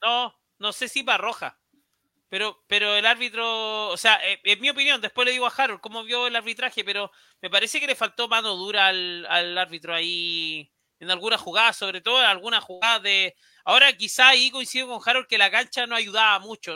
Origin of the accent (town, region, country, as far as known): Chile